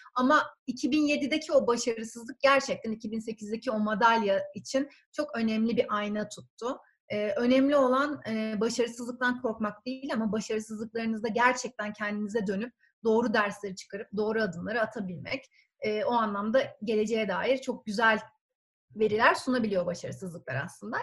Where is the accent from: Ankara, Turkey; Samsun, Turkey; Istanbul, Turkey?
Ankara, Turkey; also born or lived in Germany; ben 1981'de Ankara'da doğdum